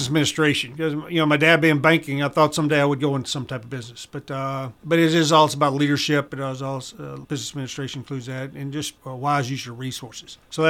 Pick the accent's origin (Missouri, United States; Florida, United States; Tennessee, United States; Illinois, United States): Tennessee, United States; Maury County; Well, Maury County was a great place to grow up.